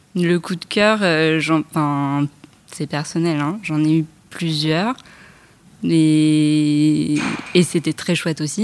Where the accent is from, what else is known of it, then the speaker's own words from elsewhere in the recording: Paris, Île-de-France, France; je vis en banlieue, je suis parisienne